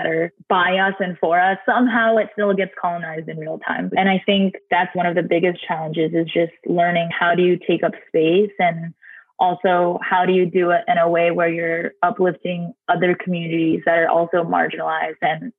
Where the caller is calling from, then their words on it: Albany, New York, United States; So I'm calling in from Albany, New York, which is the indigenous land of the Mohican and Haudenosaunee people.